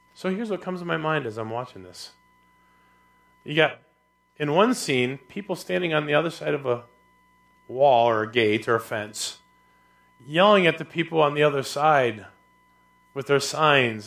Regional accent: United States; I'm an American.

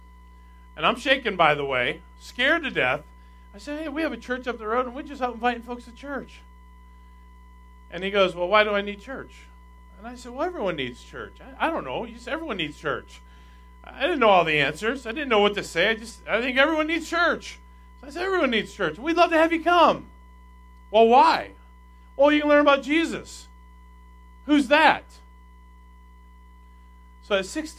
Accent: Minnesota, United States; we had a big bus ministry in my home church in Minnesota

